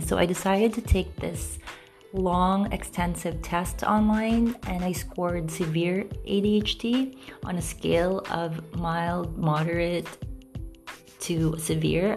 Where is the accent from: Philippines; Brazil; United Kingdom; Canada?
Philippines; growing up in the Philippines